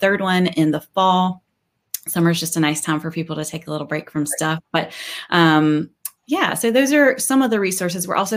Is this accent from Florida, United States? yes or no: no; North Carolina, United States; I grew up in North Carolina and went to school at NC State.